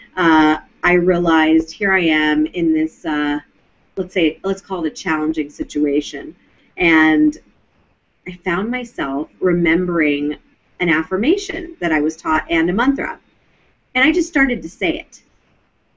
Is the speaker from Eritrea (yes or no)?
no; Mount Vernon, Virginia, United States; I would see my father meditating on the banks of the Potomac River in Mount Vernon, where I grew up out in Virginia